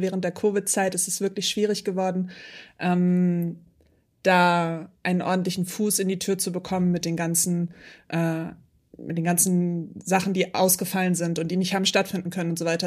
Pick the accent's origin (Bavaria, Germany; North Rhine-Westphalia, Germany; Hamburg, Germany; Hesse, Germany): Hamburg, Germany; ich bin ja Hamburgerin